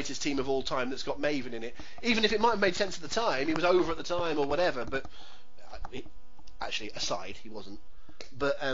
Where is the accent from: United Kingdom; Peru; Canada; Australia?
United Kingdom; England; I'm English